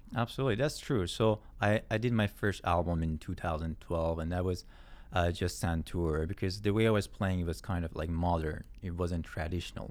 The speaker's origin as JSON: {"language": "English", "town": "Yazd", "region": "Yazd Province", "country": "Iran", "tie": "born or raised there", "also_born_or_lived": "Tehran / Mashhad", "moved": "as an adult", "lives_now": "Canada", "said": "I was born in Yazd, and I was, uh, living in Tehran for a few years, and then lived in Mashhad for a few years, too. But most of my teenage years was in Yazd"}